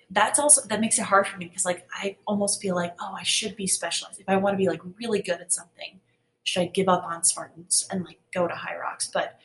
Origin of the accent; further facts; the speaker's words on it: Northeast, United States; I'm from the Northeast in an area where like the trails are ridiculously rooty and rocky.